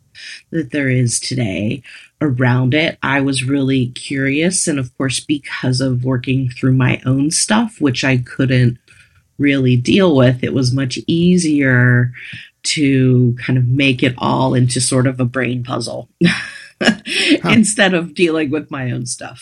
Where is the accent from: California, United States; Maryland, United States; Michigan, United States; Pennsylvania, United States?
Pennsylvania, United States; Western; moved away as an adult; I grew up in Western Pennsylvania